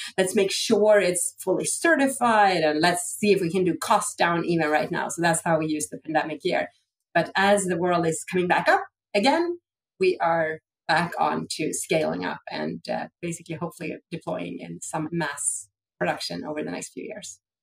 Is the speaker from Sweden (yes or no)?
yes; Sweden; I grew up in Sweden